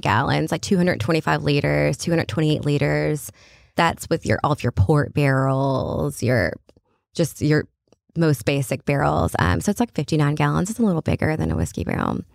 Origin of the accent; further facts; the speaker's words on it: Kentucky, United States; I work for a French company and I'm from Kentucky